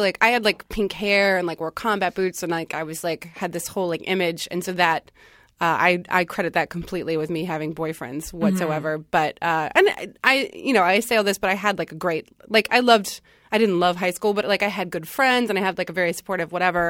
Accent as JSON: {"language": "English", "region": "North Carolina", "country": "United States", "tie": "born or raised there", "said": "I grew up in North Carolina."}